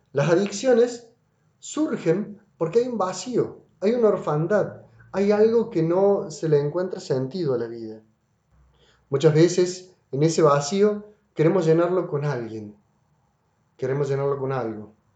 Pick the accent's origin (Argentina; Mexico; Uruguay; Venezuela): Argentina; Córdoba; Música de Córdoba, de acá, de mi tierra, de mi ciudad